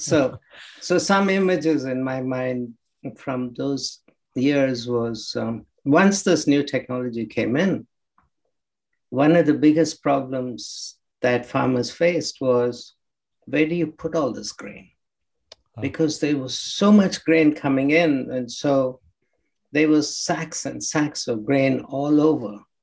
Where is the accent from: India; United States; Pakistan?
India; Krishna district, Andhra Pradesh; I was actually born in uh, a small village um, in Andhra Pradesh on the coast in the district called Krishna district